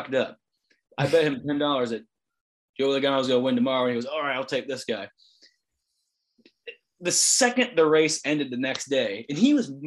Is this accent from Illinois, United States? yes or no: yes; Springfield, Illinois, United States; we're from Springfield, Illinois.